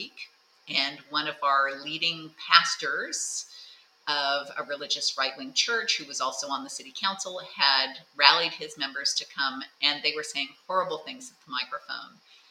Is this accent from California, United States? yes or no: yes; Thousand Oaks, California, United States; I'm from Thousand Oaks, California.